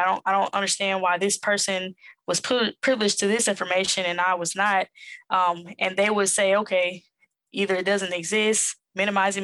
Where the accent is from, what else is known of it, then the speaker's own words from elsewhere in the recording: Jackson, Mississippi, United States; accent: Southern; moved away as an adult; also born or lived in New York City; now in Atlanta, United States; born and raised in Jackson, Mississippi, raised by my mother and my grandmother